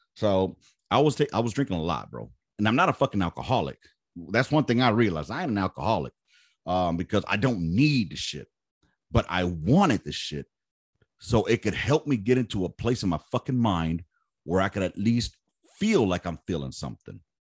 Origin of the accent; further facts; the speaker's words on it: Los Angeles, California, United States; Born and raised in South Central